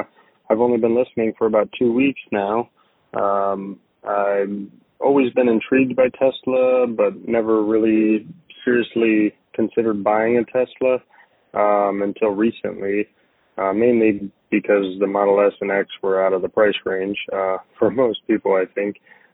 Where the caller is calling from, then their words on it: Weeki Wachee, Florida, United States; I'm calling from Wikiwachi, Florida.